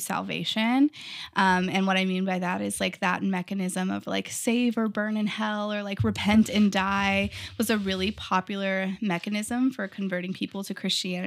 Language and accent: English; Texas, United States; moved away as an adult; also born or lived in California; I grew up in Texas in a really tiny town, like, two hundred people, very small